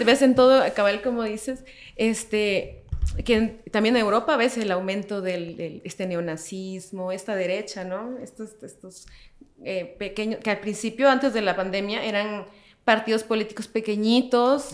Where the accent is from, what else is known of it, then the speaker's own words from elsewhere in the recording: El Salvador; now in Guatemala; yo crecí en El Salvador